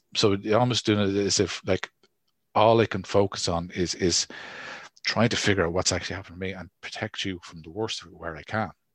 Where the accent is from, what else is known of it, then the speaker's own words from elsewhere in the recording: Ireland; as Irish people